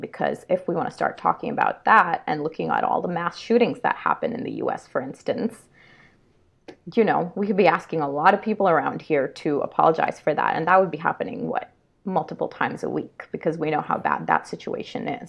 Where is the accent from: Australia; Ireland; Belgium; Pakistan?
Pakistan; Karachi, Sindh; now in Canada; I was born and raised, initially raised in Karachi, Pakistan, and then following that, my family moved